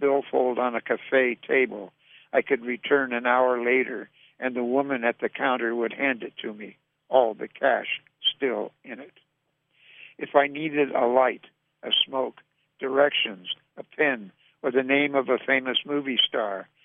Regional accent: North Dakota, United States; When I was growing up in North Dakota

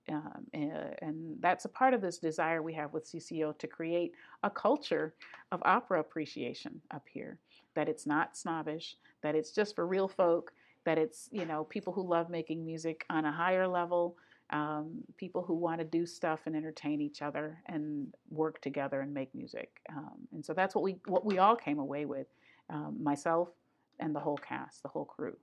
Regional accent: Grand Rapids, Michigan, United States; now in Astoria, United States; I came from Grand Rapids, Michigan, and I grew up in gospel music

